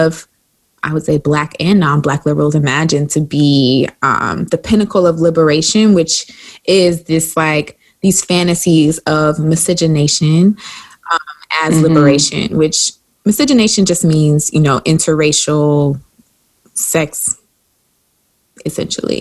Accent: South Carolina, United States; I'm from South Carolina.

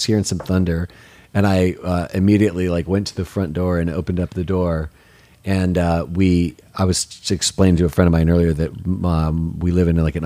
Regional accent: Detroit, Michigan, United States; now in Nashville, United States

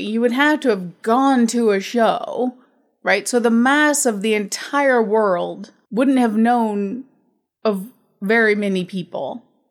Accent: United States; I'm American

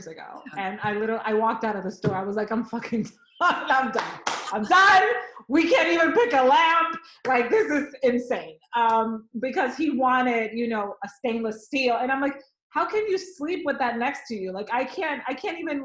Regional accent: Dominican Republic; moved away; I grew up in the Dominican Republic, where on an island, you have a lot of wooden

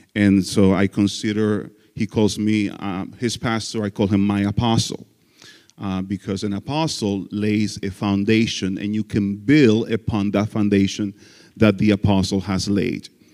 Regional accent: Dominican Republic; English is a second language; moved away as an adult; also born or lived in Florida; I am from the Dominican Republic, that country where you want to go on vacation. I was born and raised there

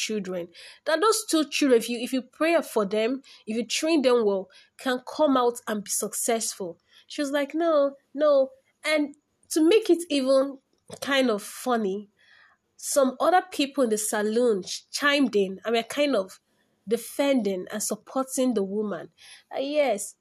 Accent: Igbo, Igboland, Nigeria; first language Igbo; English is a second language; my native language, Igbo

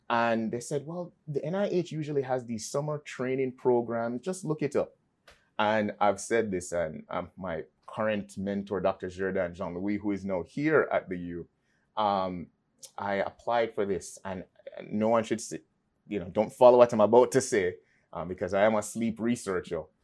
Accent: Kingston, Jamaica; moved away; I was raised in Kingston, Jamaica.

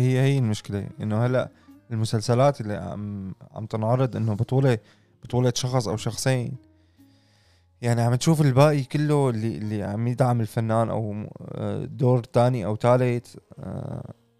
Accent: Syria

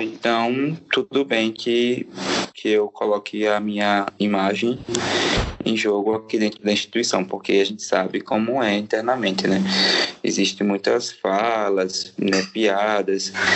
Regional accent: São Francisco, Sergipe, Brazil; moved away as an adult; eu vim lá do interior, né, de São Francisco, que chamam de Califórnia, é, aqui fica no norte do estado, lá próximo a Propriar

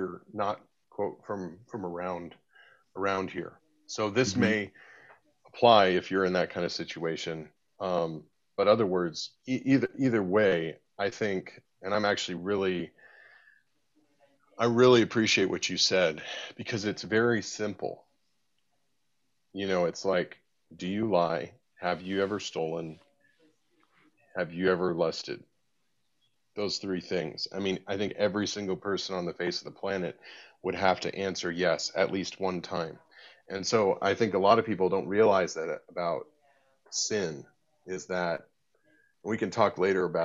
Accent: United States; now in United Kingdom; obviously you can tell by my accent. I'm you know, originally from the U.S. I have an American passport, but I now live in the U.K.

